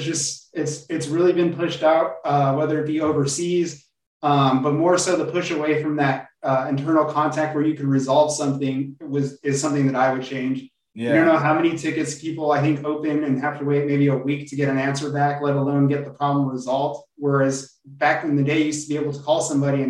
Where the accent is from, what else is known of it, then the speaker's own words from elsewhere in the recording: Covina, California, United States; I grew up in a little town in Southern California called Covina.